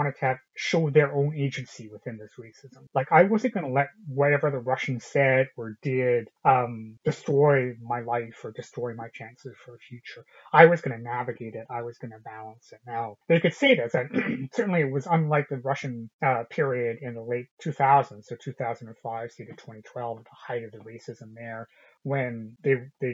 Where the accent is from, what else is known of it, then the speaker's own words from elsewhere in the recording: British Columbia, Canada; Having grown up in a lily white city in British Columbia, Canada, as one of the very few ethnic minorities